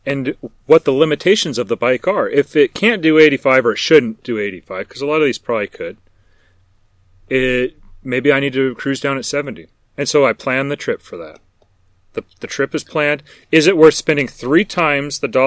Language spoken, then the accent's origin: English; Burns, Oregon, United States; I was in my hometown around Burns or up in these mountains around us in the Northwest